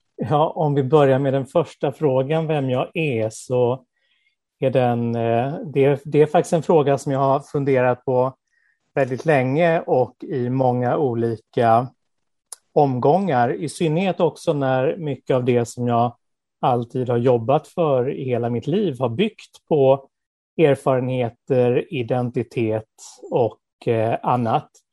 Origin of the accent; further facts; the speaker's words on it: Skåne, Sweden; also born or lived in Småland / Lessebo; Född i Småland, uppvuxen i Skåne